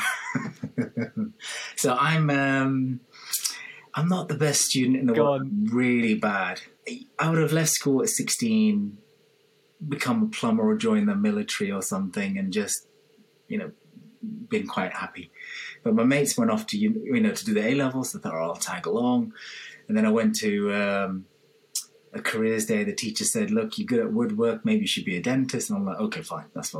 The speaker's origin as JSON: {"language": "English", "region": "London", "country": "United Kingdom", "also_born_or_lived": "Liverpool", "moved": "as an adult", "lives_now": "Birmingham, United Kingdom", "said": "I'm from London originally."}